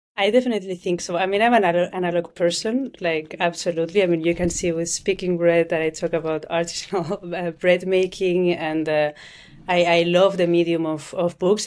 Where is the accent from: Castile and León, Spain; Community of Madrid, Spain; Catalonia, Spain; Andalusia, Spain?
Catalonia, Spain; Barcelona; now in Zurich, Switzerland; I'm from Spain, I'm from Barcelona, but I'm based in, in Zurich, in Switzerland